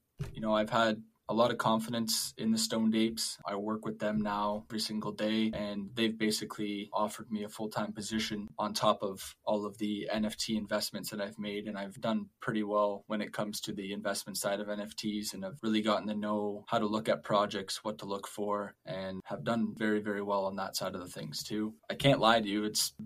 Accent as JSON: {"language": "English", "region": "Ontario", "country": "Canada", "said": "I'm from Ontario, Canada"}